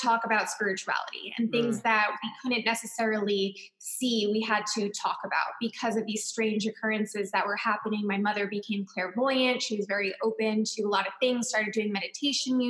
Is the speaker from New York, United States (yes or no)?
yes; Long Island, New York, United States; I grew up in Long Island, New York